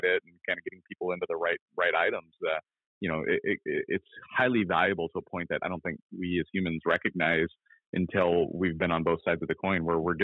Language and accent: English; Merrifield, Minnesota, United States; moved away as an adult; also born or lived in Brainerd, Minnesota / New Hampshire; now in Sammamish, United States; Grew up riding the ditches, the lakes, the trails of around my hometown in Merrifield, Minnesota.